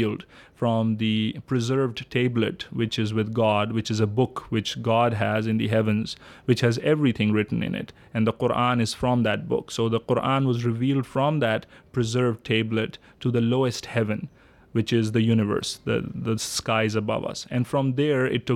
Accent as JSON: {"language": "English", "country": "Pakistan", "tie": "born or raised there", "moved": "yes", "lives_now": "East Lansing, United States", "said": "I am from Pakistan originally, born and raised there"}